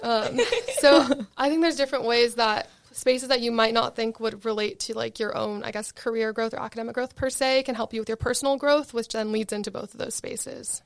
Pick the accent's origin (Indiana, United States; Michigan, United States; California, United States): California, United States; Marina del Rey; I'm from Marina Del Rey, which is West L